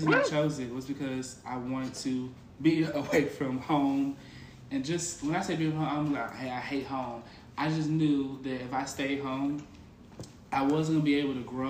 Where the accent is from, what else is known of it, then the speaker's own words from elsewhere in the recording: Memphis, Tennessee, United States; moved away as an adult; I'm from Memphis, Tennessee, 901 Shepherd Drive